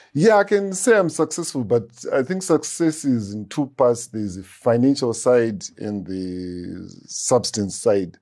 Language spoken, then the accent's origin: English; Harare, Zimbabwe; also born or lived in Rusape; I grew up in Harare between Mfakose, Campus Main Kwadza